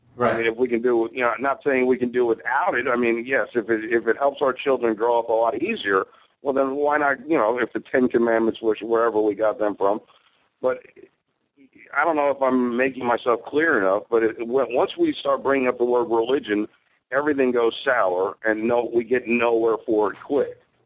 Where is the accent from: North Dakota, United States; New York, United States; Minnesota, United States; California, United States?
New York, United States; New York City; Growing up in Brooklyn